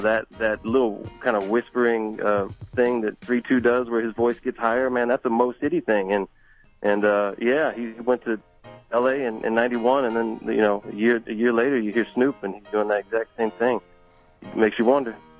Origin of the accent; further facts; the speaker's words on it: Galveston, Texas, United States; also born or lived in Houston; I'm from Galveston